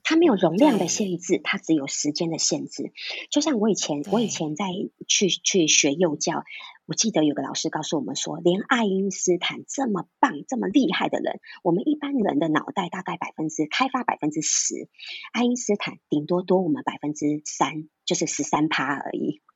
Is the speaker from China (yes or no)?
no; Taiwan; 我们在台湾都不是每一个人会讲台语，我就是一个亲身例子